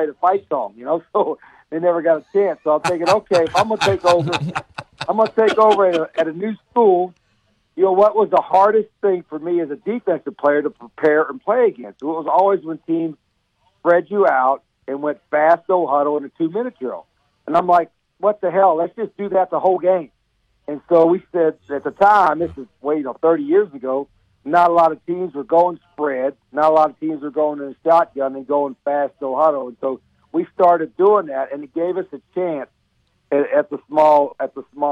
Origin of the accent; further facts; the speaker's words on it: West Virginia, United States; moved away; I'm a hillbilly from West Virginia